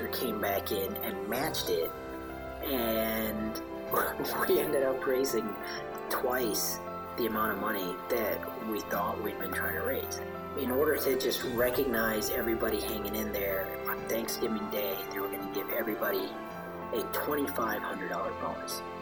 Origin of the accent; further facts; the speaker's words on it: Chicago, Illinois, United States; moved away as an adult; also born or lived in India; now in Austin, United States; I was born in India. Moved to Chicago when I was 3